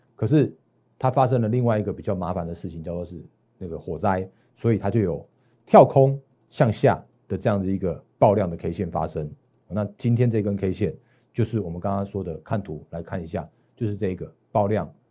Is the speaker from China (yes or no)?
no; Taiwan; 我在我们台湾这边